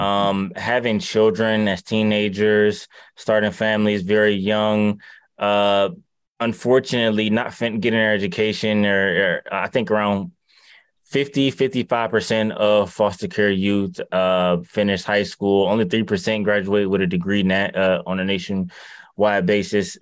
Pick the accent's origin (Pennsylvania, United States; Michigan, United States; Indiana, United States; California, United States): Michigan, United States; Detroit; I'm from Detroit